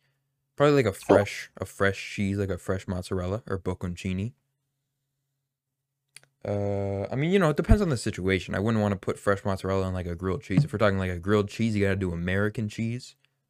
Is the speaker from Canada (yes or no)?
yes; Canada; You know, I'm from Canada, actually.